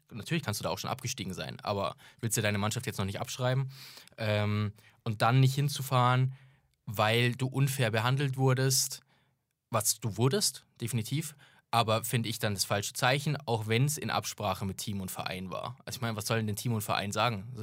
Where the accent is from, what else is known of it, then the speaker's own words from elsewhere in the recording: Augsburg, Bavaria, Germany; es würde schwierig werden, das zu einem üblichen Heimspiel zu machen, wie sonst ist in München für, als Augsburger.